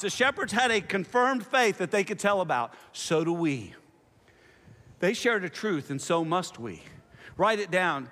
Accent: Nashville, Tennessee, United States; also born or lived in Houston, Texas / Tulsa, Oklahoma; I'm from Nashville because that's, you know, that's where I spent most of my time

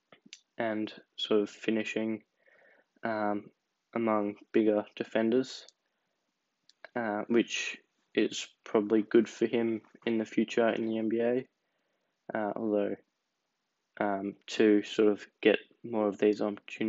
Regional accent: Australia; as an Australian

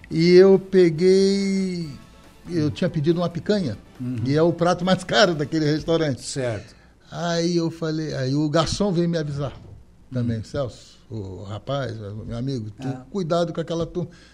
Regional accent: Rio de Janeiro, Brazil; Eu sou do centro do Rio de Janeiro. Eu nasci na Rua das Laranjeiras.

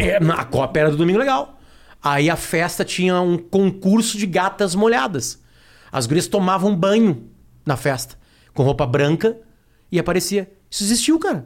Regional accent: Alegrete, Rio Grande do Sul, Brazil; now in Porto Alegre, Brazil; Eu fui criado em Alegrete, uma cidade 500 quilômetros de Porto Alegre

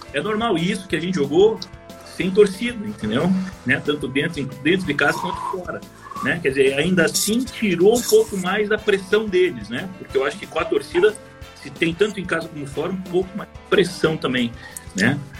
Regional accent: Curitiba, Paraná, Brazil; Eu sou de Curitiba

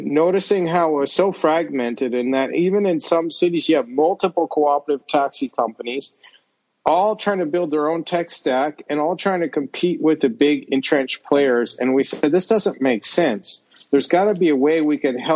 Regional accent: United States; moved away as an adult; I'm from the States originally, the US that is. I haven't lived there in almost 20 years

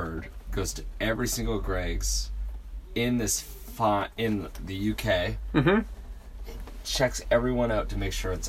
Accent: Welland, Ontario, Canada; I'm from Welland, which is near Niagara Falls.

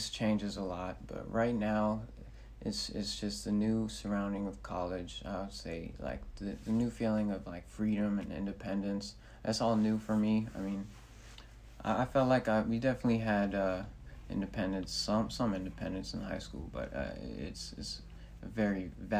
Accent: Decatur, Georgia, United States; moved away as an adult; also born or lived in Manhattan, New York; my hometown Decatur

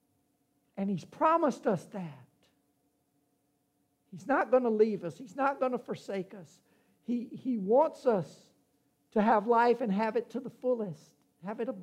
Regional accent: Louisiana, United States; I'm from Louisiana, and we have these things called hurricanes.

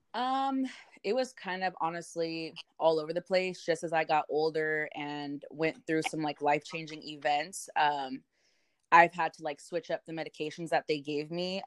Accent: Modesto, California, United States; also born or lived in Salida, California; I am from Modesto, California, or Salida. They're pretty much right next to each other

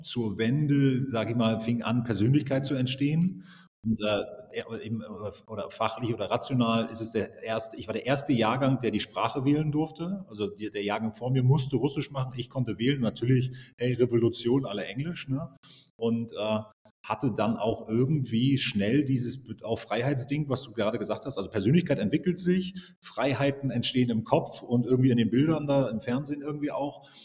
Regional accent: East Germany, Germany; Ich bin äh, groß geworden im Osten

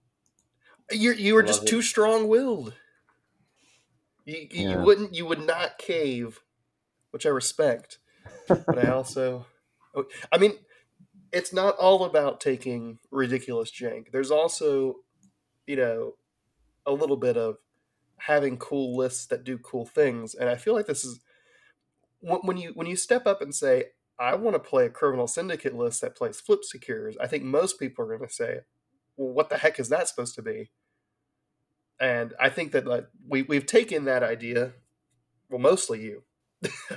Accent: United States; We are American

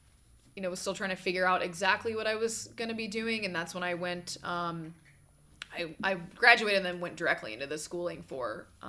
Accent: Atlanta, Georgia, United States; accent: null and void accent; also born or lived in Birmingham, Alabama; I grew up in Atlanta, for all intents and purposes. I'm from Birmingham, Alabama.

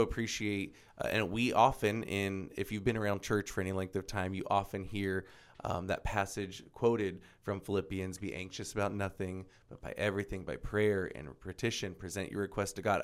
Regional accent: Florida, United States; moved away; Born and raised in Florida

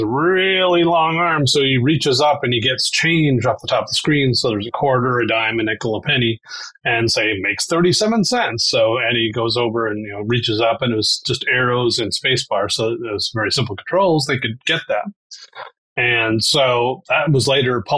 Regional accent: Wisconsin, United States; moved away as an adult; also born or lived in Louisiana; I grew up in Wisconsin

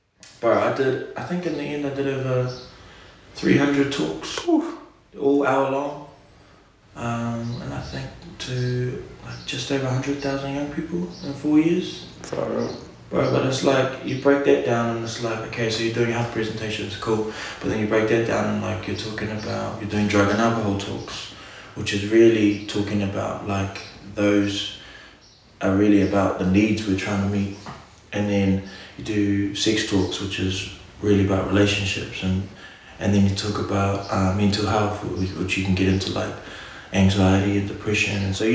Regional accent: Auckland, New Zealand; I'm from Auckland, you want to hear from me, I'm from the Big Smoke

